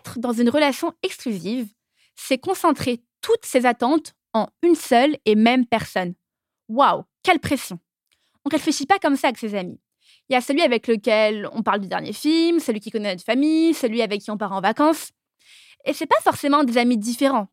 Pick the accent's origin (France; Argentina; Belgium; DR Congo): France; Paris, Île-de-France; je suis née et j'ai grandi à Paris.